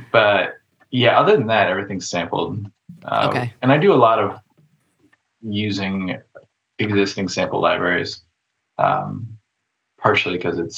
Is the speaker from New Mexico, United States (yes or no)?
yes; New Mexico, United States; moved away as an adult; now in Pacific Northwest, United States; I went to school in New Mexico.